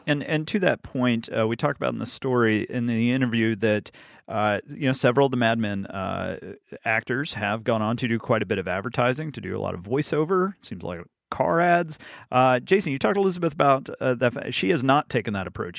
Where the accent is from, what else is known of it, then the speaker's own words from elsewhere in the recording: Alabama, United States; moved away as an adult; I grew up in Alabama